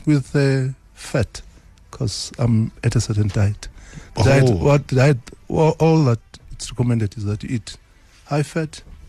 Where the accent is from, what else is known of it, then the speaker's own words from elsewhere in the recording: Eswatini; now in South Africa; I come from Swaziland.